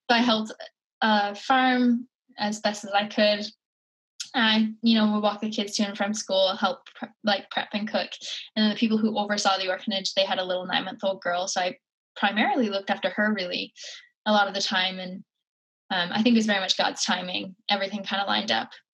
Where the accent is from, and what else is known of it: Cape Breton Island, Nova Scotia, Canada; born or raised there